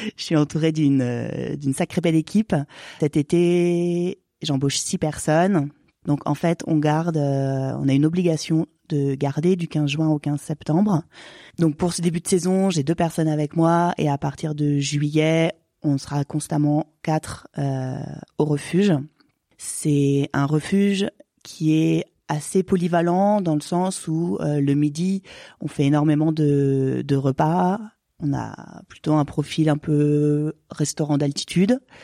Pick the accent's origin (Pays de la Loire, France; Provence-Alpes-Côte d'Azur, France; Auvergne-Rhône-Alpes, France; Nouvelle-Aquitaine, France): Auvergne-Rhône-Alpes, France; Haute-Savoie; also born or lived in Annecy / Héry-sur-Ugine; Je suis originaire de Haute-Savoie, je suis née à Annecy, donc j'ai toujours évolué euh, en montagne.